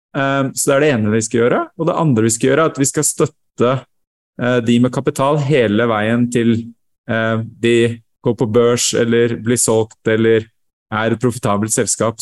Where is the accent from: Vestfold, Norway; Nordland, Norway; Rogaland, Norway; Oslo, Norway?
Vestfold, Norway; Sande; moved away as an adult; Jeg vokste opp i Sande, Vestfold